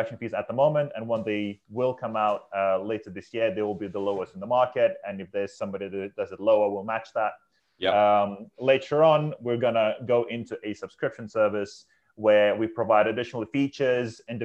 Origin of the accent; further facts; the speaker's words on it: Lithuania; moved away as an adult; now in United Kingdom; I'm from Lithuania, so I'm an immigrant in this country.